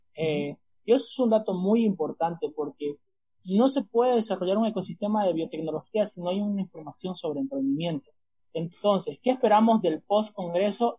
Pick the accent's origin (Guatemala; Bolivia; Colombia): Bolivia; Santa Cruz de la Sierra, Santa Cruz; mi ciudad, que, ha sido, que es Santa Cruz de la Sierra